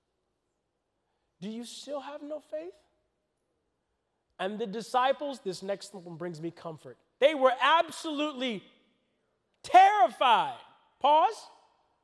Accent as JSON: {"language": "English", "region": "Florida", "country": "United States", "said": "I'm from Florida."}